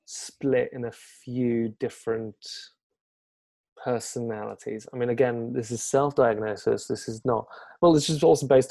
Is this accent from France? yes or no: yes; France; born there; English is a second language; I was born in France, but I lived in a few different countries and stuff like that.